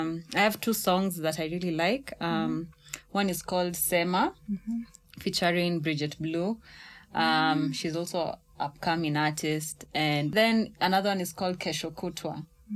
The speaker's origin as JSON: {"language": "English", "country": "Kenya"}